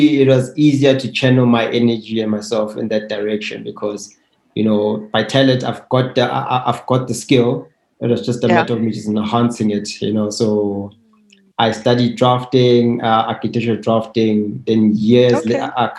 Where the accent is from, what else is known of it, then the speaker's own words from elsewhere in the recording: Soweto, Gauteng, South Africa; I grew up in Soweto from a two-bedroom house with a family of 8 members